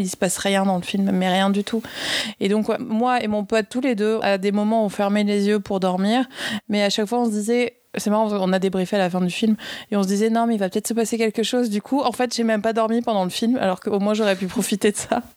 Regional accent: France; now in Paris, France; je viens des Pyrénées

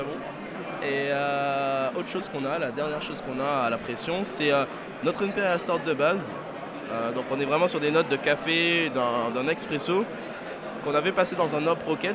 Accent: Greater Paris, Île-de-France, France; je suis du Grand Paris

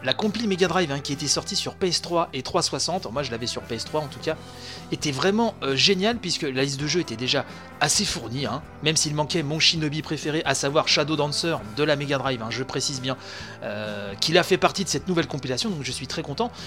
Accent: France; chez nous, en France

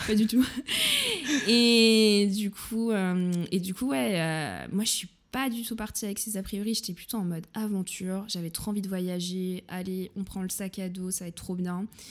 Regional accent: Saint-Maurice, Île-de-France, France; first language French; moved away as an adult; also born or lived in Munich, Germany; now in Germany; je suis née euh, dans une petite ville qui s'appelle Saint-Maurice. Il y en a peut-être qui connaissent. C'est très, très vert, voilà, pas très loin de Vincennes. Et euh, j'ai passé toute mon enfance dans le Val-de-Marne

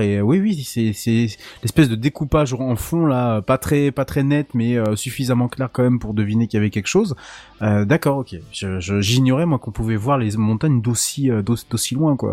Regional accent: Saint-Malo, Brittany, France; je, suis né à Saint-Malo, donc vraiment très très proche des côtes. J'ai oh toujours vécu à côté des côtes.

